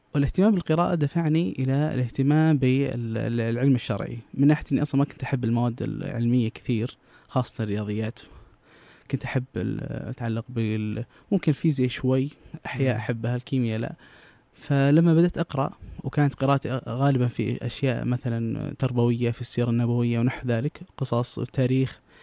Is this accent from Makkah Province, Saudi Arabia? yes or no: yes; Jeddah, Makkah Province, Saudi Arabia; also born or lived in Mecca; انا من جده لكن درست في مكه